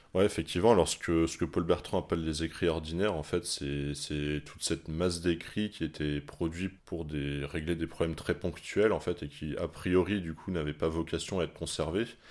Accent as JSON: {"language": "French", "town": "Paris", "region": "Île-de-France", "country": "France", "said": "quand on est parisien"}